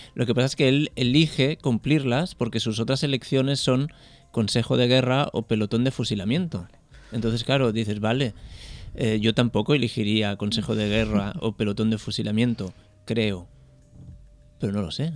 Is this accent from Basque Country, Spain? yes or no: no; a small town in Catalonia, Spain; mi pueblo es un pueblo muy pequeño de 3.000 habitantes